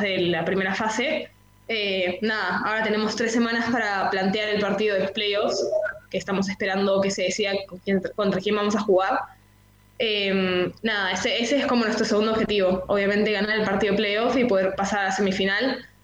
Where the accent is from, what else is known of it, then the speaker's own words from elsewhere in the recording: Peru; moved away as an adult; also born or lived in San Telmo, Buenos Aires, Argentina; now in Buenos Aires, Argentina; yo nací y siempre viví en Perú.